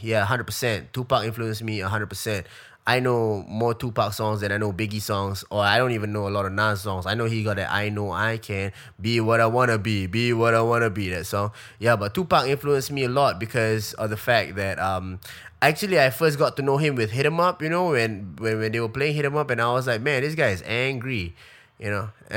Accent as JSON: {"language": "English", "country": "Singapore", "said": "as a Singaporean"}